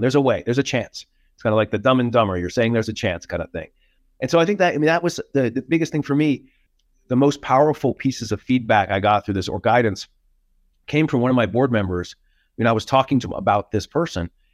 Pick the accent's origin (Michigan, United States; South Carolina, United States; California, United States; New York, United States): New York, United States; moved away as an adult; now in Denver, United States; as a New Yorker